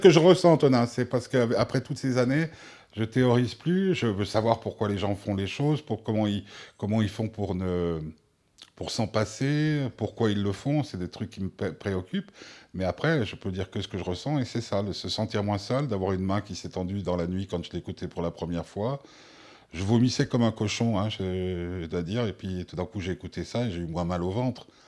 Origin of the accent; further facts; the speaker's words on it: Switzerland; chez nous en Suisse